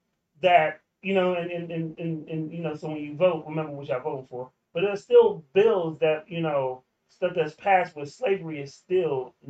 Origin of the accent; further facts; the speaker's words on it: Alexandria, Virginia, United States; also born or lived in New York; I grew up in Old Town.